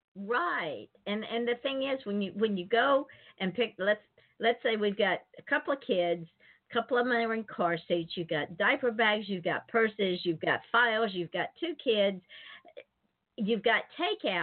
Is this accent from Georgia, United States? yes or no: yes; Atlanta, Georgia, United States; Atlanta, my hometown